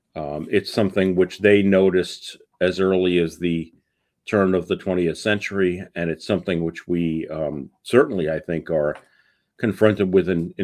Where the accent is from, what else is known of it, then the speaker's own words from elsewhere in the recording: New York City, New York, United States; I am originally from New York City